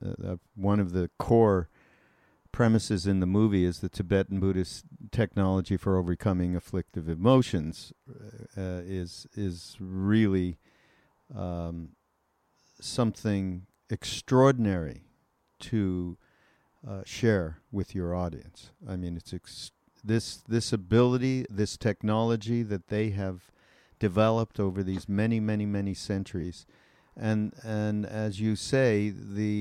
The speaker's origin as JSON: {"language": "English", "country": "Canada", "said": "I'm from Canada."}